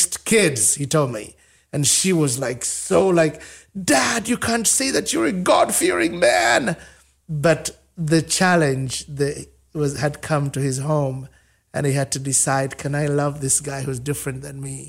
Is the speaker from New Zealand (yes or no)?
no; Uganda; moved away as an adult; now in United States; I'm from Africa